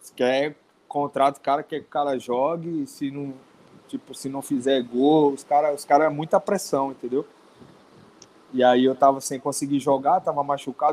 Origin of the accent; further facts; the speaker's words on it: Serrinha, Bahia, Brazil; Sou de uma cidade pequena da Bahia, interior da Bahia, chama-se Serrinha